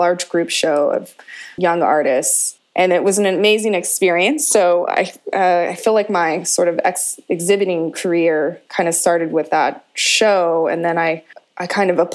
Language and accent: English; Crow Indian Reservation, Montana, United States; moved away as an adult; also born or lived in Los Angeles; now in Portland, United States; So I'm originally from Montana. I grew up on the Crow Indian Reservation